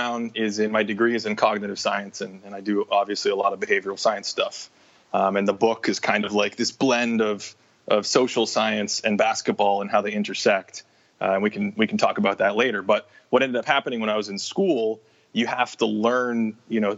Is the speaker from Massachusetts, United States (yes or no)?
yes; Boston, Massachusetts, United States; I grew up in Boston